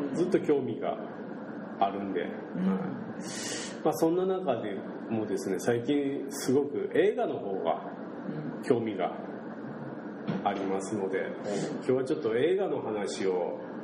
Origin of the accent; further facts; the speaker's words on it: Shimabara, Nagasaki, Japan; accent: Shimabara-ben; 島原弁で喋るじゃないですか僕ら